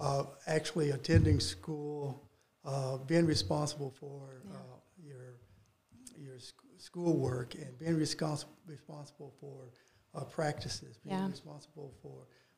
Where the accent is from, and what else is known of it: Dyersburg, Tennessee, United States; born or raised there; moved away as an adult; also born or lived in Nashville, Tennessee; now in Northwest Arkansas, United States